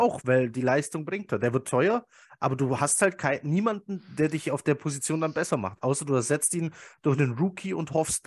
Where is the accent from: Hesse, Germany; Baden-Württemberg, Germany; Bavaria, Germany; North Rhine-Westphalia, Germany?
Bavaria, Germany; Swabia; ich bin ja Schwabe, ne? also ich wohne ja hier im bayerischen Teil von Schwaben